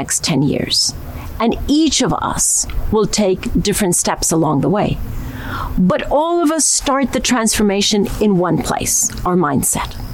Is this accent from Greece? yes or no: no; Costa Rica; I come from Costa Rica, a country known for our deep commitment